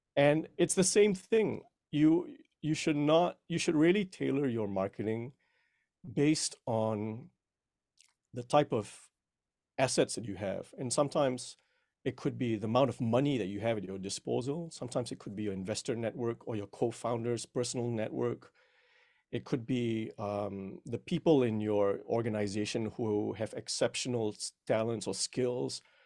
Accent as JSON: {"language": "English", "country": "Malaysia", "tie": "born or raised there", "moved": "yes", "lives_now": "United States", "said": "I was originally born and raised in Malaysia, but I've been here in the United States for over twenty years now."}